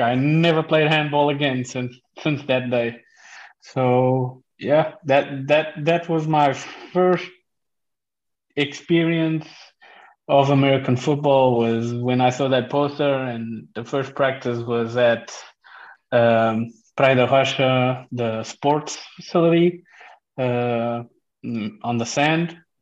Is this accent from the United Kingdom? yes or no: no; South Africa; also born or lived in Portugal; now in Netherlands; I come from South Africa and we played rugby there